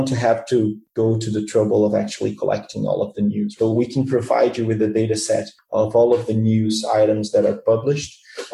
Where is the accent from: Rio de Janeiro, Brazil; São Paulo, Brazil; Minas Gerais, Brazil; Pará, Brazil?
Rio de Janeiro, Brazil; I was born and raised here in Rio